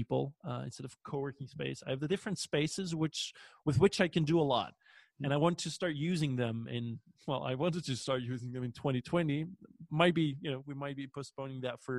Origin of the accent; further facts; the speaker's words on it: Belgium; English is a second language; we as Belgian people